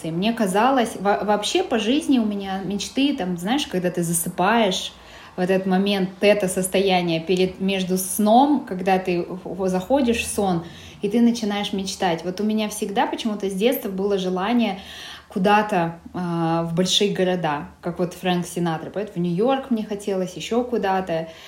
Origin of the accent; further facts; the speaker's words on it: Karaganda, Karaganda Region, Kazakhstan; moved away as an adult; now in Almaty, Kazakhstan; То есть я девушка из провинции, э, э, родилась в Карагандинской области, э, из Караганды и училась там, там же в Караганде. А, затем переехала сюда, в Алматы, поступать